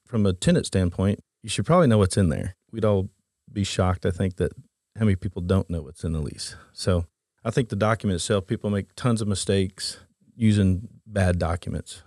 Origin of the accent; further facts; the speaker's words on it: Oklahoma, United States; Born and raised in Oklahoma.